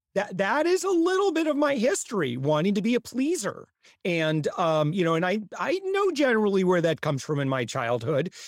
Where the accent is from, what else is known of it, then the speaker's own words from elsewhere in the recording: Midwest, United States; I'm from the Midwest